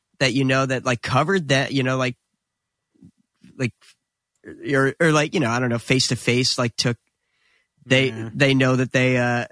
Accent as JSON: {"language": "English", "region": "New Jersey", "country": "United States", "said": "we were instantly proud to be from New Jersey"}